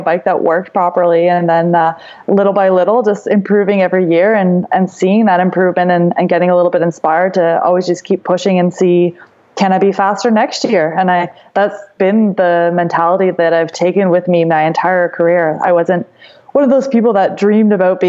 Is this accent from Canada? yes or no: yes; New Brunswick, Canada; now in Kamloops, Canada; I grew up in New Brunswick and I was grew up on a horse farm